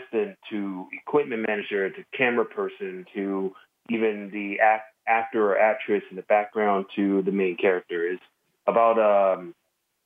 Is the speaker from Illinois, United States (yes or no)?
no; Jacksonville, Florida, United States; moved away as an adult; now in San Francisco, United States; I'm originally from Jacksonville, Florida, born and raised, moved to Cali about a decade ago